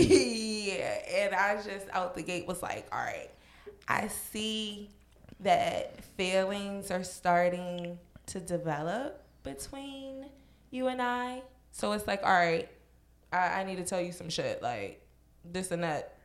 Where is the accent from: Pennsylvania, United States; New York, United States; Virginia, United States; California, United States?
Virginia, United States; moved away; I'm from Virginia